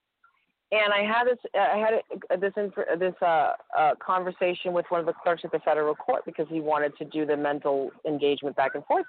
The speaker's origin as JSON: {"language": "English", "region": "Massachusetts", "country": "United States", "said": "I'm from Massachusetts, and I'm in Texas"}